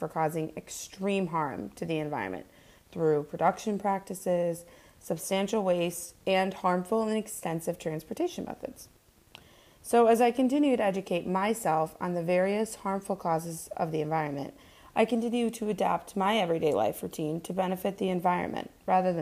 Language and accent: English; Scranton, Pennsylvania, United States; also born or lived in Poughkeepsie, New York; born and raised in Scranton, Pennsylvania